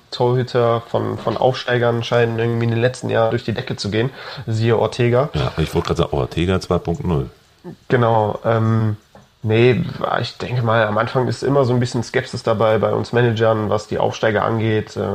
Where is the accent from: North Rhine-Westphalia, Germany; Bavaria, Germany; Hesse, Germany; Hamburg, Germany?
North Rhine-Westphalia, Germany; Cologne; born there; Als gebürtiger Kölner habe ich natürlich auch die überragende Saison äh, hautnah miterlebt